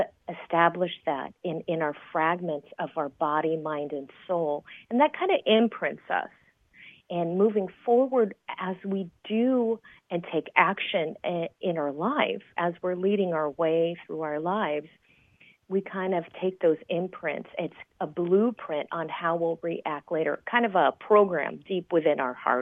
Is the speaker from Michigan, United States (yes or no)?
no; San Jose, California, United States; now in Las Vegas, United States; I grew up in the Bay Area of California, so San Jose, California